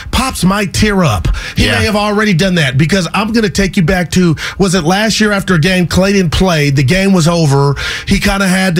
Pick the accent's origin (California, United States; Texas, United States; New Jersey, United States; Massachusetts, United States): California, United States; Union City; During the break, I go Union City, my hometown.